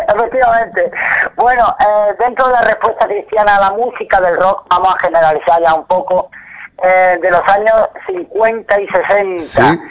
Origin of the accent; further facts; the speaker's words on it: Spain; como nosotros somos españoles